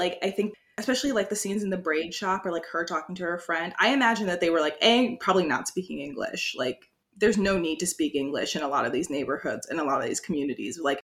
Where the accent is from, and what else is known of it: United States; now in New York, United States